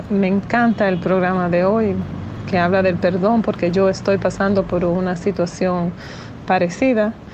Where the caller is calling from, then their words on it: Dominican Republic; de República Dominicana.